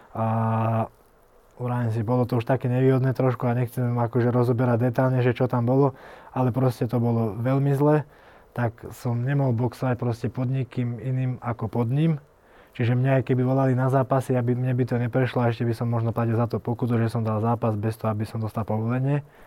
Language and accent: Slovak; Selenča, Vojvodina, Serbia; now in Slovakia; Ja som sa narodil vlastne pri takej dedinke v, pri Novom Sade, to je vo Vojvodine.